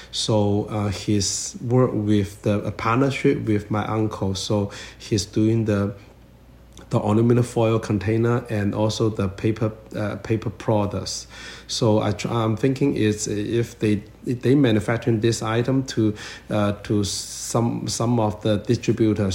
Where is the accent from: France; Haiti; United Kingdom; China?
China; moved away as an adult; now in Toronto, Canada; I come from China